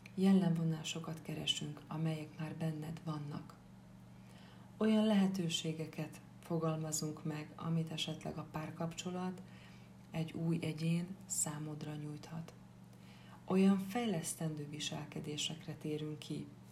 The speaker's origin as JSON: {"language": "Hungarian", "area": "Upper Hungary", "region": "Felvidék", "country": "Slovakia", "also_born_or_lived": "Bratislava", "said": "Egy kis felvidéki falucskából származom."}